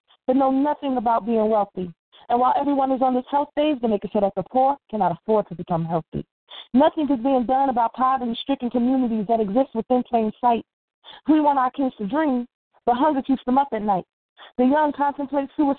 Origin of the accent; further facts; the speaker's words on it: Newark, New Jersey, United States; now in Irvington, United States; I'm originally from Newark, but I live in Irvington, New Jersey.